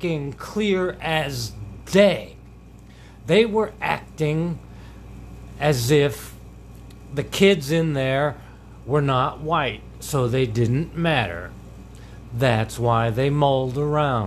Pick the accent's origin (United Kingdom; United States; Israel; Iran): United States; Middletown America, Midwest; I'm a voice from the heartland because I was raised in Middletown America.